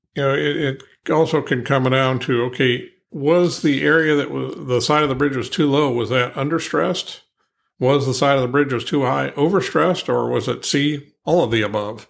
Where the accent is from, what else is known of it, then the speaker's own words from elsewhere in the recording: Ohio, United States; moved away; also born or lived in Pennsylvania; I'm originally from Ohio